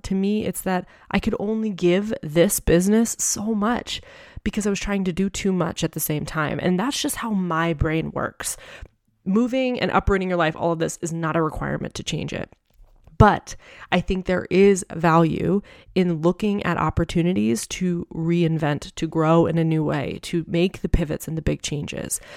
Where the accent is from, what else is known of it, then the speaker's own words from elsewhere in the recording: New Hampshire, United States; moved away as an adult; also born or lived in Tucson; I had lived the first twenty-four years of my life in New Hampshire with my family